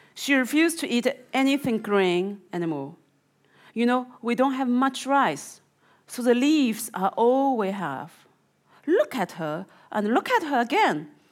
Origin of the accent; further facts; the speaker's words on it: Zhejiang, China; moved away; my province is called the Zhejiang province